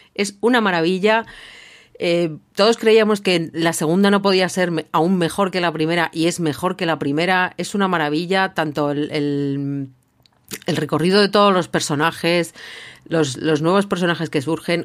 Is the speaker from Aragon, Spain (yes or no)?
no; Basque Country, Spain; como vasca